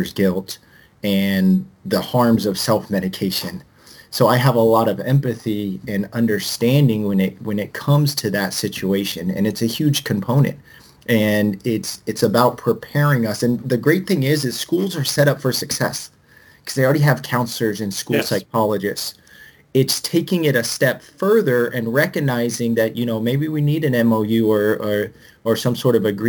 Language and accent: English; Tucson, Arizona, United States; I'm from Tucson.